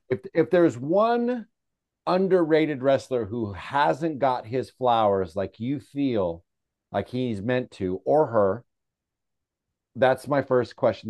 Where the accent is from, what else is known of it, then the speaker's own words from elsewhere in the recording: San Francisco, California, United States; I'm, you know, from San Francisco, we're in a band